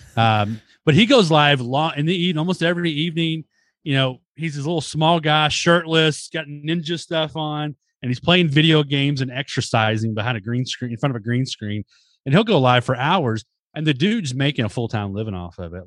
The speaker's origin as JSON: {"language": "English", "town": "Dallas", "region": "Texas", "country": "United States", "tie": "born or raised there", "said": "I was born in Dallas"}